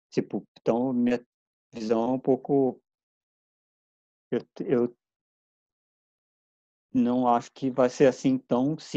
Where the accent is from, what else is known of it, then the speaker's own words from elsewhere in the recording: Paulista, São Paulo, Brazil; a gente, paulista